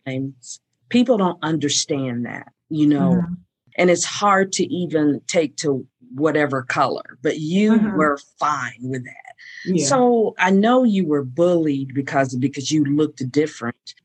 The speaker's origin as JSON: {"language": "English", "town": "Fort Walton Beach", "region": "Florida", "country": "United States", "tie": "born or raised there", "moved": "yes", "said": "that that's my hometown"}